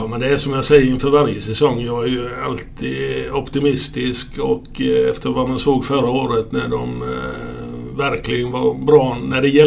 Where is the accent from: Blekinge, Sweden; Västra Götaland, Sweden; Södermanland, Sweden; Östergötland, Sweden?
Blekinge, Sweden; Ronneby; also born or lived in Tingsryd; Eh, föddes 52 ja och gjorde lumpen, eh, slutade lumpen 72 så att efter det så flyttade jag till Tingsryd. Så det var ju 20 år i Ronneby då.